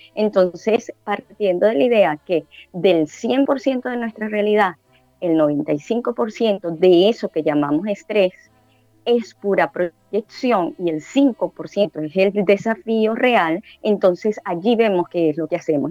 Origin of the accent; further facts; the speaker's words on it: Caracas, Capital District, Venezuela; now in Panama City, Panama; Yo soy de ciudad de Caracas